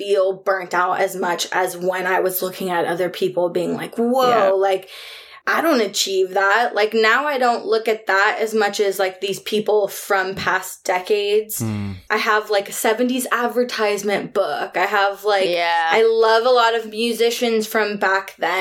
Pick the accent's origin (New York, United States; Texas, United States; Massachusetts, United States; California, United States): New York, United States; moved away as an adult; also born or lived in Brooklyn; now in Portland, United States; my family's all from New York. Like, I was born in New York.